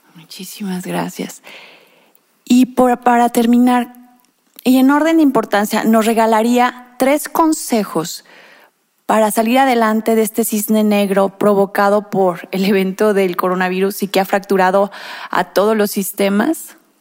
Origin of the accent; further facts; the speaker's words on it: Mexico; nuestro país, México